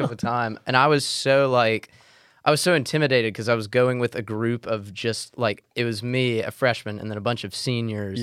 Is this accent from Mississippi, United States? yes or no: yes; Mississippi, United States; as a Mississippian